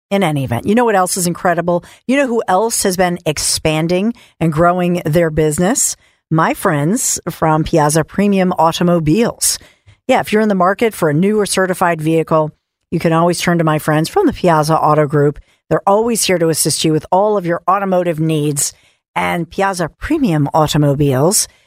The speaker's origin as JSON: {"language": "English", "country": "United States", "said": "As an American"}